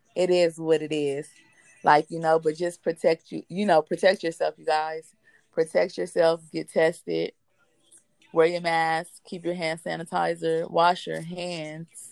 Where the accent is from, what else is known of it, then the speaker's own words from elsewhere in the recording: Compton, California, United States; we we from Compton. We are from Compton. We are that native background.